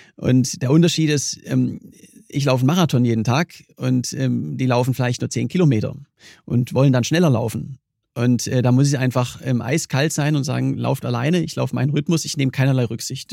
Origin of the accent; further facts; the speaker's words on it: Germany; komme ich aus, aus Deutschland